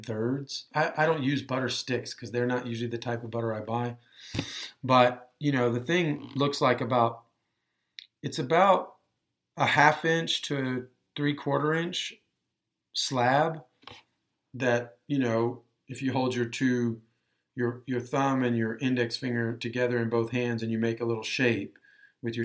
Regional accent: Texas, United States; I'm from Texas, I'm probably some part cowboy

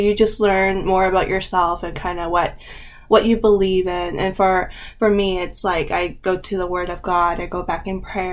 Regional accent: Windsor, Ontario, Canada; moved away as an adult; now in Toronto, Canada; I'm not born in Toronto. I am from Windsor. I'm Chinese Canadian, first generation

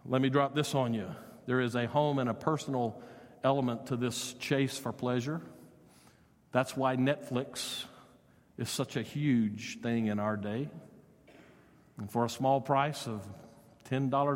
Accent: United States; we as American citizens

